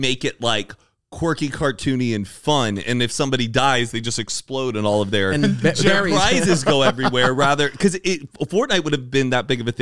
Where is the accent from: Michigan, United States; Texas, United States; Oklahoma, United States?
Texas, United States; Carrollton; Carrollton, Texas, my hometown